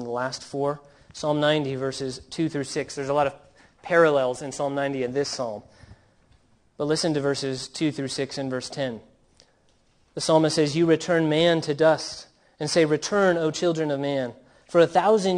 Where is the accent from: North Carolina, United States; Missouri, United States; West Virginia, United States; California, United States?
California, United States; Southern; growing up in Southern California